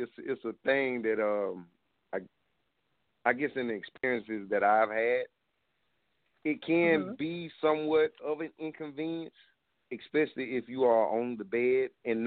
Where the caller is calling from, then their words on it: South Carolina, United States; I'm calling from South Carolina.